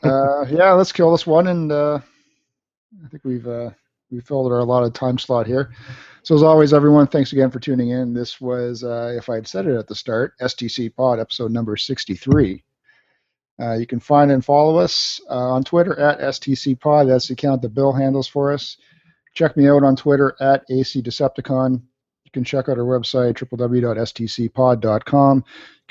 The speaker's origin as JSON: {"language": "English", "country": "Canada"}